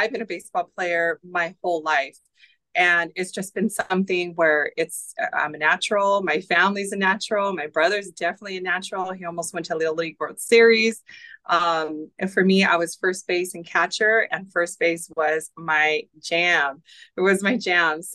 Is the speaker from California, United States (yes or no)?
yes; Los Angeles, California, United States; moved away as an adult; now in Buffalo, United States; I was born and raised in Los Angeles. I moved here, 13 years ago now